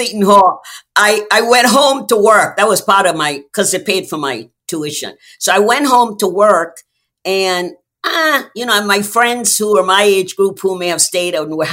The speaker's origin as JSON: {"language": "English", "country": "U.S. Virgin Islands", "tie": "born or raised there", "moved": "yes", "said": "I was born and raised in the United States Virgin Islands"}